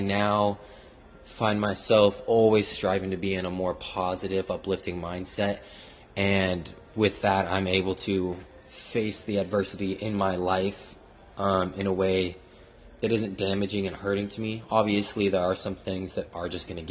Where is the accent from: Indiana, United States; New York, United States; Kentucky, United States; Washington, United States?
Washington, United States; Seattle; moved away as an adult; now in Houston, United States; I'm from Seattle, Washington, 206